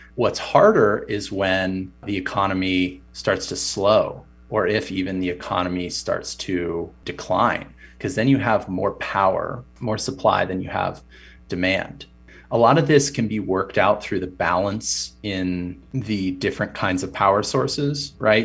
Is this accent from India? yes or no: no; United States; as an American